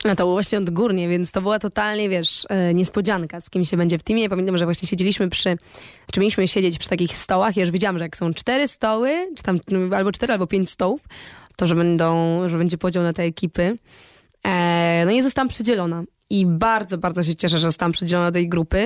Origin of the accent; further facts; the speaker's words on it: Poland; byłam ja, z Polski